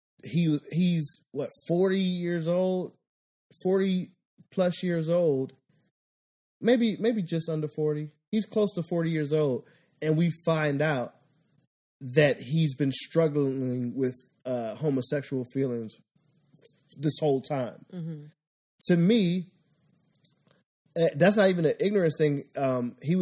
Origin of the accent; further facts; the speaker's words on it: Philadelphia, Pennsylvania, United States; moved away; I'm from Philadelphia